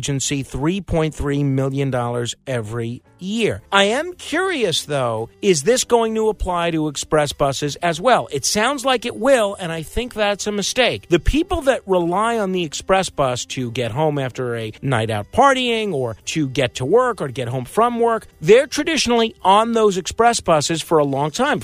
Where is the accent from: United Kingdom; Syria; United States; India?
United States; New York; I am a New Yorker who frequently takes mass transit